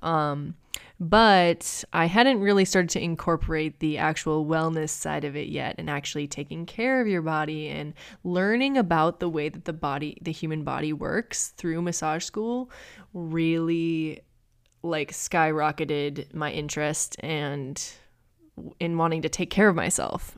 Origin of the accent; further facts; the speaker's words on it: Minneapolis, Minnesota, United States; moved away as an adult; now in Inland Empire, California, United States; I grew up in Minnesota